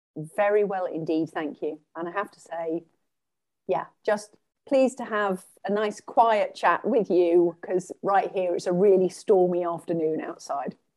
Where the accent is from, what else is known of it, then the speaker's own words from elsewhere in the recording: England, United Kingdom; moved away as an adult; also born or lived in Sweden; now in Canada; I am English and pretty much all of my life, I've lived in England